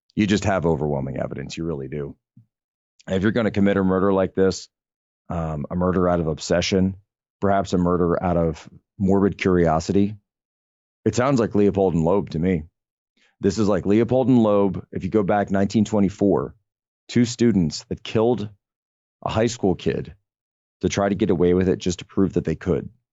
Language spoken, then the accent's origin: English; Pennsylvania, United States; moved away; back in my home state of Pennsylvania